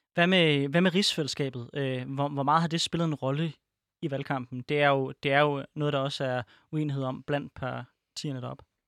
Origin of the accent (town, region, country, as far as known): Denmark